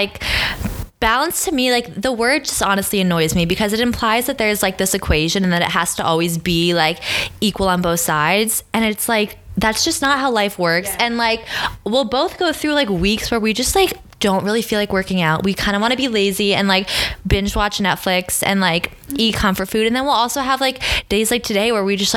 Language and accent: English; Maine, United States; moved away as an adult; now in New York City, United States; we're both from Maine. We grew up like 10 minutes from each other